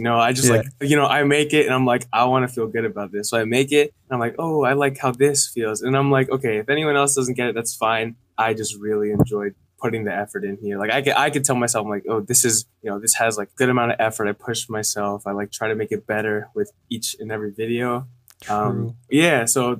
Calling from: California, United States

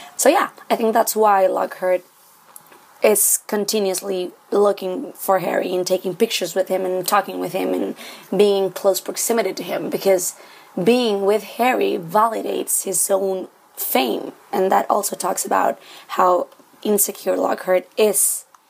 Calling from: Santiago, Santiago Metropolitan Region, Chile; I'm calling from Santiago, Chile

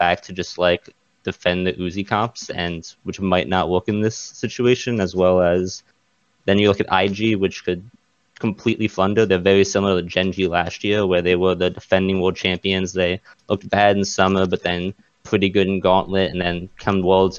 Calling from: Baltimore, Maryland, United States; Baltimore, Maryland.

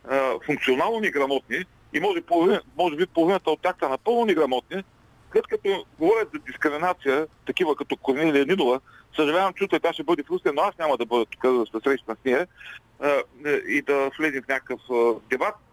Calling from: Ruse, Ruse Province, Bulgaria; от Русе.

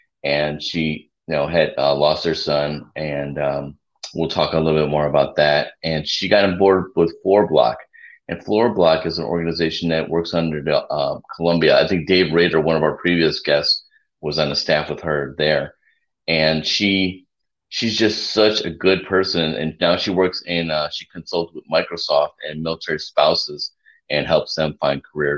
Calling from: Cabo San Lucas, Baja California Sur, Mexico; I'm a little south of you. If you wave, if you turn south and wave from Texas, you can probably see me. I'm down in Cabo San Lucas.

